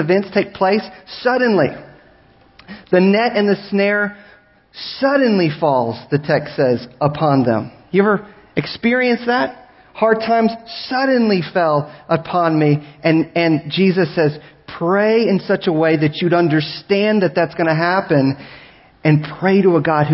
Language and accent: English; Galveston, Texas, United States; I grew up in Galveston